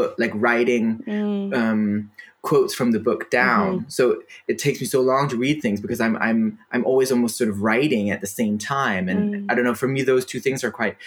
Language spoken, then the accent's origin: English; Denmark; first language Danish; English is a second language; Danish is my first language